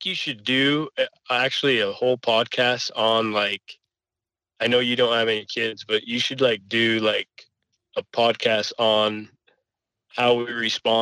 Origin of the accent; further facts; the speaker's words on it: northern Nevada, United States; I was born and raised out in Nevada, northern Nevada